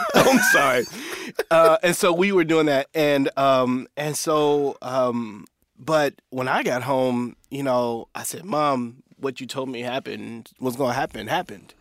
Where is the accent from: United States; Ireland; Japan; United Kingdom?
United States; Indiana; so I'm from Indiana, so we grew up in Indiana